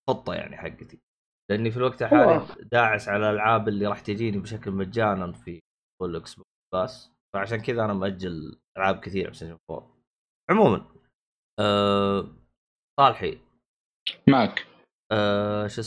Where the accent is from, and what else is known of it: Saudi Arabia